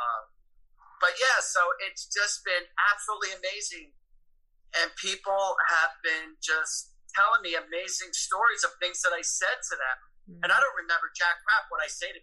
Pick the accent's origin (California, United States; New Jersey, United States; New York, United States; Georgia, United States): New Jersey, United States; Woodbridge; I grew up in Woodbridge, New Jersey.